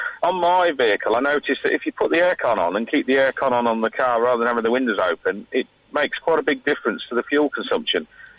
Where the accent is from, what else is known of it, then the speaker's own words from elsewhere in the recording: Rutland, East Midlands, United Kingdom; I'm from Rutland, but I'm in Suffolk at the moment.